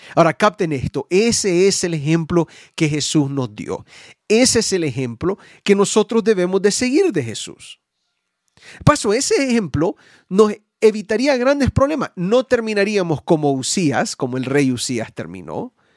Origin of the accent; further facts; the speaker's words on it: United States; en mi país, Estados